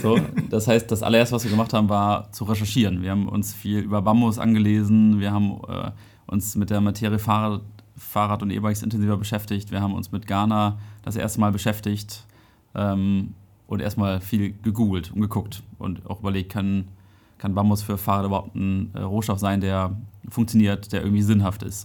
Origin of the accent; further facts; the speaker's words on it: Dithmarschen, Schleswig-Holstein, Germany; moved away as an adult; now in Kiel, Germany; Ich komme aus Dithmarschen